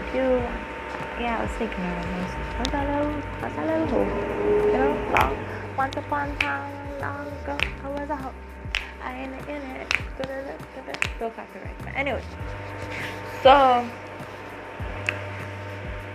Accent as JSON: {"language": "English", "country": "Trinidad & Tobago"}